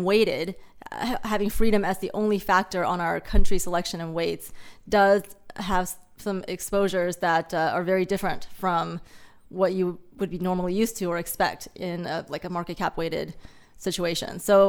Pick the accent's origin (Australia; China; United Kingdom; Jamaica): China; also born or lived in United States / Hong Kong; So I grew up in China and the US, and after college went back to Hong Kong and lived and worked there for a while.